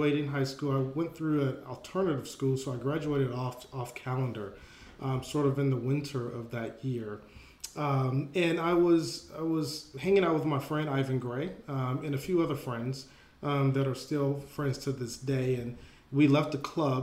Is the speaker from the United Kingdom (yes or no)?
no; Atlanta, Georgia, United States; I grew up in Atlanta, Georgia